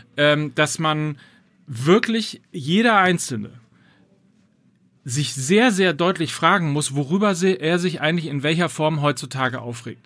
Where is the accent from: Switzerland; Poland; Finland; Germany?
Germany; North Rhine-Westphalia; ich komme ja aus Ostwestfalen